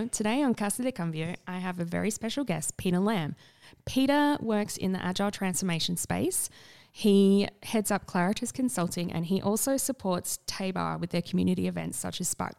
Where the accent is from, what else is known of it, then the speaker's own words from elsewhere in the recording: South Australia, Australia; Yeah. Did you not know I'm from South Australia?